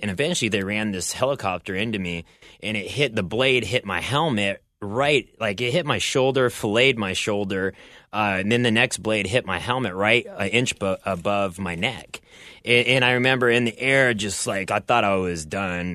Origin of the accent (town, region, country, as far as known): Bellevue, Nebraska, United States; born or raised there; now in Southern California, United States